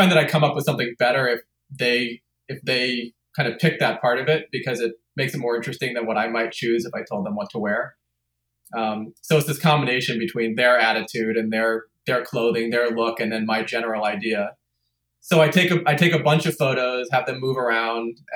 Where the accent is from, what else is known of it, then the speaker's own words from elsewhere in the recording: New York, United States; also born or lived in Los Angeles; I was born in LA, but I grew up in New York.